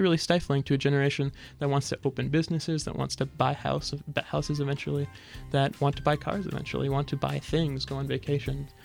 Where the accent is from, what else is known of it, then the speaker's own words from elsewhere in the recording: Fergus Falls, Minnesota, United States; moved away as an adult; I started working at my hometown paper, uh, daily paper in Fergus Falls, Minnesota